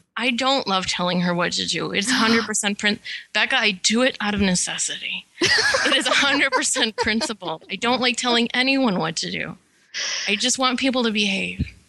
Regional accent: Detroit suburbs, Michigan, United States; we're from the Detroit suburbs

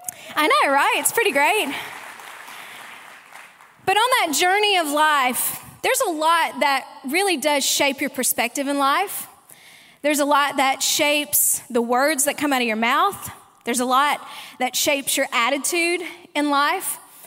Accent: Mississippi, United States; also born or lived in Arkansas / Sydney, Australia; And look, my accent probably is a little messed up, some people tell me. I was actually born in Arkansas, raised in Mississippi, and have lived in Sydney, Australia for the last 18 years, and now live in Texas.

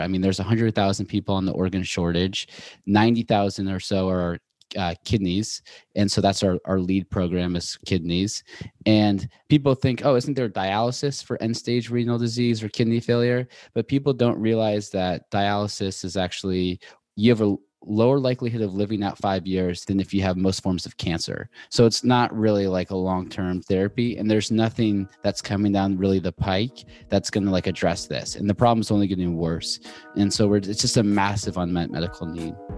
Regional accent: Seattle, Washington, United States; also born or lived in Boulder / New York / Los Angeles; now in Santa Monica, United States; So I'm from Seattle originally, went to school in Boulder, and then moved to New York, and I just moved to L

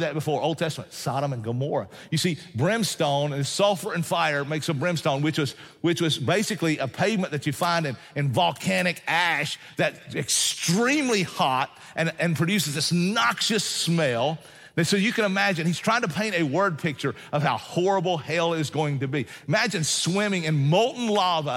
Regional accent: Appalachian Mountains, United States; I'm a mountain man, and so I know this. I hail from the Appalachian Mountains

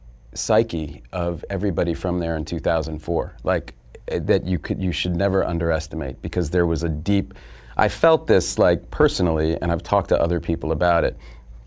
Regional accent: Boston, Massachusetts, United States

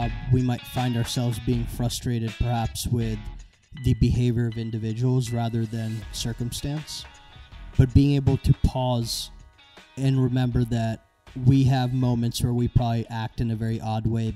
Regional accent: Maryland, United States; also born or lived in India; my parents moved here when I was about 9 months old. We moved from India. I was born there, grew up in Maryland

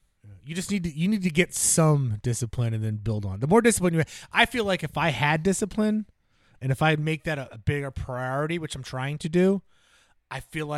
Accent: New Jersey, United States; Well, I grew up in New Jersey. Everybody's got a basement, so you just go out in the basement.

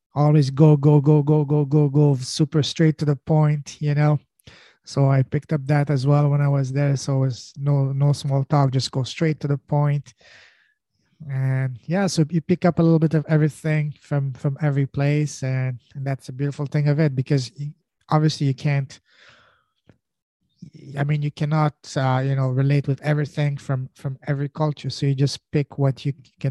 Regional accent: France; first language French; English is a second language; moved away as an adult; also born or lived in Afghanistan / Pakistan / Montreal, Canada; now in Canada; I was born in Afghanistan. I grew up in an Afghan culture, but I was raised in Afghan culture, but grew up in France

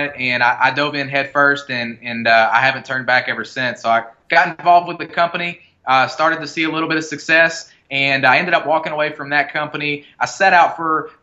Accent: Bowling Green, Kentucky, United States; moved away as an adult; also born or lived in Florida panhandle; now in Florida, United States; we're actually from Bowling Green, Kentucky. We live down on the panhandle of Florida right now, though

